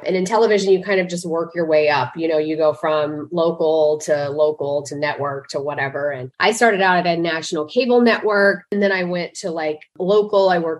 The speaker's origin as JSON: {"language": "English", "region": "Kansas", "country": "United States", "tie": "born or raised there", "also_born_or_lived": "Oklahoma", "moved": "as an adult", "lives_now": "Dallas, United States", "said": "So I'm a Kansan. I grew up in Kansas on a small cow-calf operation. My mom and dad ran a few pairs."}